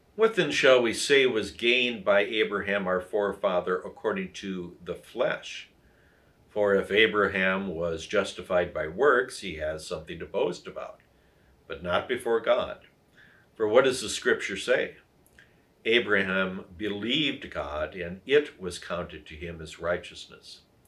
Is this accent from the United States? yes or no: yes; Wisconsin, United States; moved away as an adult; also born or lived in Illinois; here in my home state of Wisconsin